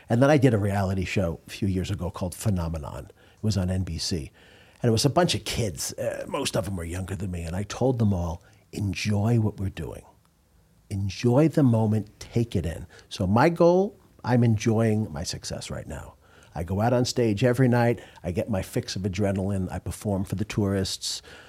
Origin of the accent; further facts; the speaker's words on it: New York, United States; I'm from New York.